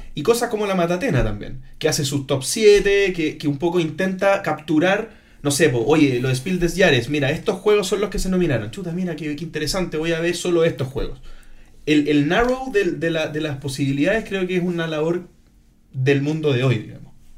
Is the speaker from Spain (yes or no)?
no; Chile; soy de Chile